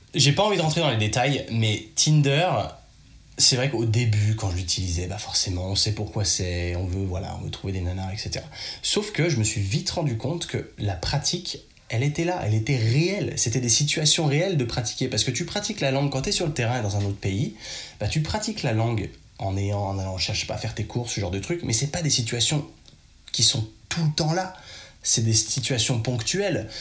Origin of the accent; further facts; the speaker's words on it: Chambéry, Auvergne-Rhône-Alpes, France; accent: very French; moved away; je suis de Chambéry, donc c'est pas très grand.